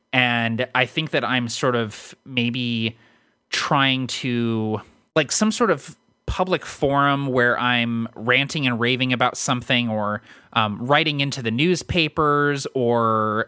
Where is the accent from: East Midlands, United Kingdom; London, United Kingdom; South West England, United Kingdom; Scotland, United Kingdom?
London, United Kingdom; moved away; I'm from London, so people automatically assume I'm a little weird and off just because I'm from somewhere else and have a weird accent.